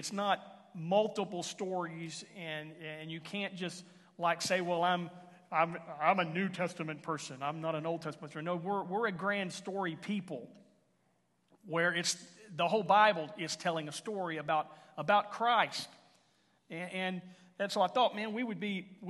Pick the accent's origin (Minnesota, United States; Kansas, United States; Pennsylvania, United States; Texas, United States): Texas, United States; Houston; now in Henrietta, United States; I was raised in Houston